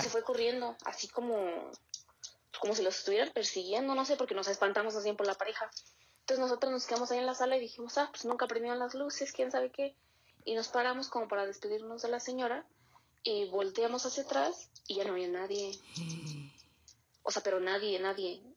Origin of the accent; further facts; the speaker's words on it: Querétaro, Mexico; soy de Querétaro